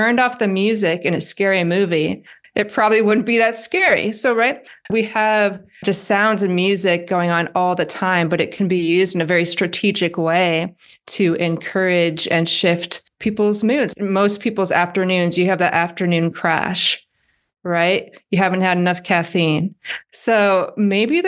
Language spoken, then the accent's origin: English; Iowa, United States; I'm from Iowa